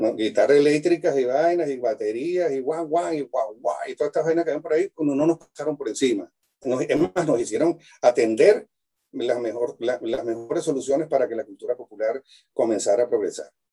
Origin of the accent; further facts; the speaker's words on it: Venezuela; moved away as an adult; also born or lived in Mérida, Venezuela / Cremona, Italy / Europe; now in Chile; yo nací en Venezuela